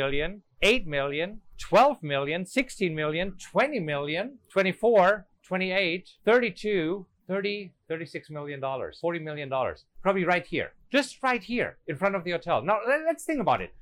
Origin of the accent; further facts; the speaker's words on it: Germany; English is a second language; moved away as an adult; now in United States; I'm an immigrant. You know, I'm German. I came from Germany